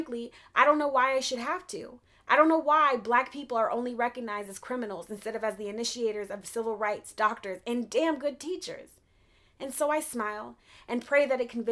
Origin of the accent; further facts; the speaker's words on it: Denver, Colorado, United States; growing up in Denver